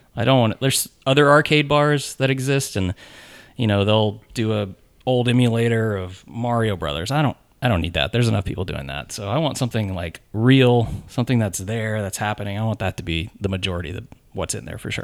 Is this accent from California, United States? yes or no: no; Nashville, Tennessee, United States; I grew up in Nashville